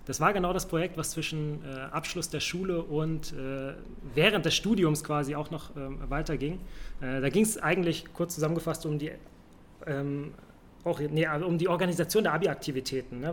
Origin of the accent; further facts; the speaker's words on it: Hamburg, Germany; moved away as an adult; also born or lived in Saxony-Anhalt / Lüneburg; now in Berlin, Germany; ich bin in Hamburg aufgewachsen, äh, geboren aber in Sachsen-Anhalt.